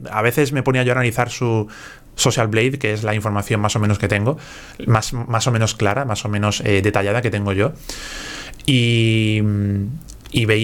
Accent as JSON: {"language": "Spanish", "region": "Galicia", "country": "Spain", "said": "no quiero demostrarte nada. si soy gallego."}